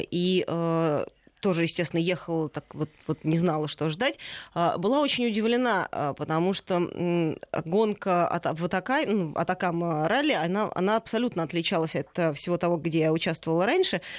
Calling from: Tyumen, Tyumen Oblast, Russia; Добрый день, я из Тюмени.

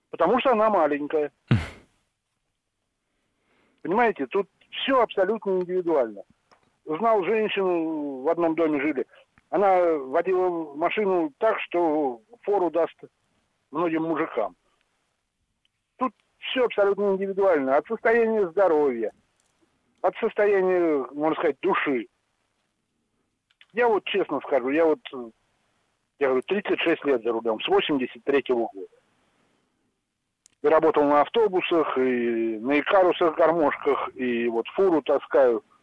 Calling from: Ivanteyevka, Moscow Oblast, Russia; Здравствуйте. Я из Ивантеевки.

